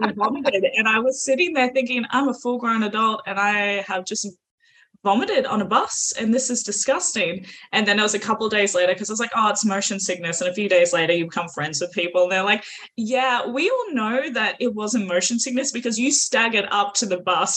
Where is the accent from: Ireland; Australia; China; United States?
Australia; accent: Australian; if you can't tell by the accent, I'm also Aussie